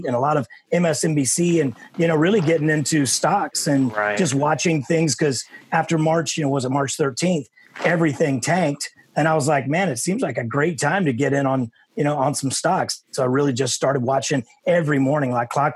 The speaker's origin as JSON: {"language": "English", "town": "Dallas", "region": "Texas", "country": "United States", "tie": "born or raised there", "moved": "yes", "said": "So to have, you know, three people coming from my hometown was super cool."}